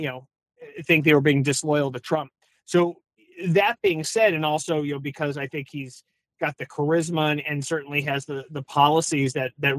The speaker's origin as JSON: {"language": "English", "region": "California", "country": "United States", "said": "I'm from California."}